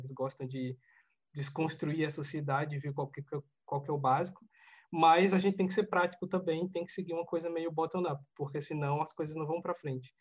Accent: Alagoas, Brazil; moved away; eu nasci em Alagoas, né, numa cidade muito, muito pobre

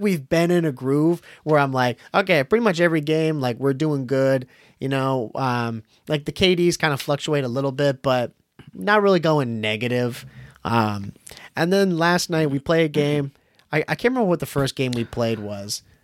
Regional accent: Boston, Massachusetts, United States; we're from Boston

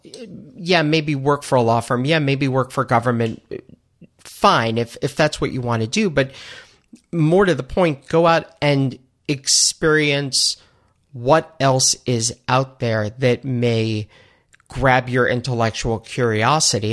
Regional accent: New York, United States; also born or lived in Buffalo; I am born and raised in New York

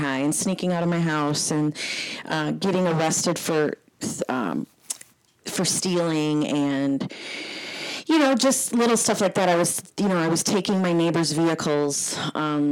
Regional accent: New Brighton, Minnesota, United States; I grew up in New Brighton, Minnesota

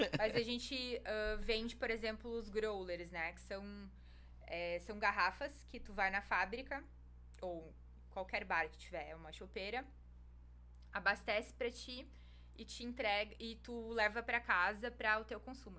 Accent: Rio Grande do Sul, Brazil; moved away as an adult; also born or lived in Blumenau / Salvador; now in Lauro de Freitas, Brazil; eu sou gaúcha

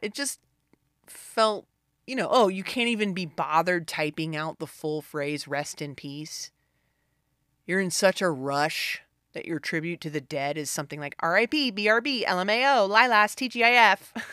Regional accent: the South, United States; I was raised in the South

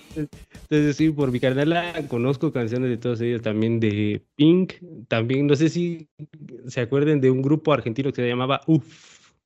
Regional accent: Sierra Sur, Oaxaca, Mexico; acá por mis tierras, entonces, por la Sierra

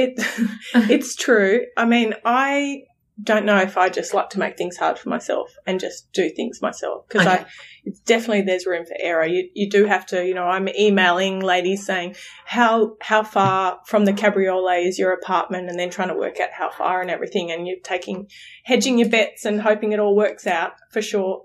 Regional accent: Australia; We're from Australia

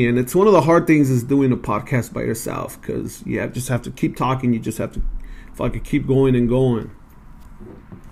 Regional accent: Los Angeles, California, United States; moved away as an adult; also born or lived in Montebello / Glassell Park, Los Angeles; now in Brea, United States; I grew up in East

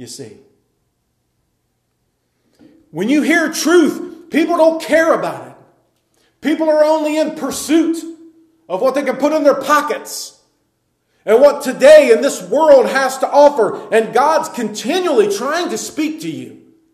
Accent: United States; we as Americans

